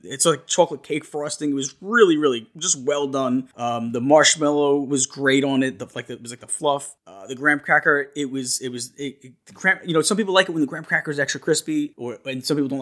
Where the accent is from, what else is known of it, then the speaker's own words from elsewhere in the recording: New York, United States; I'm from New York